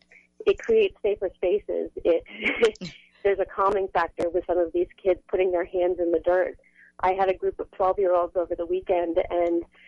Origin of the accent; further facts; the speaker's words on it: Massachusetts, United States; also born or lived in New Hampshire / Vermont; now in Philadelphia, United States; I grew up in Massachusetts, actually, surrounded by farms